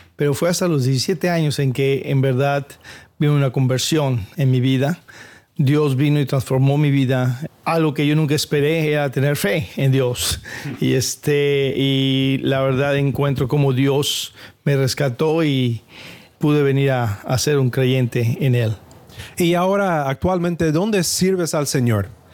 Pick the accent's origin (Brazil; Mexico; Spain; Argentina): Mexico; Coatzacoalcos, Veracruz; now in San Diego, United States; yo soy de Coaxacualcos, Veracruz allá en México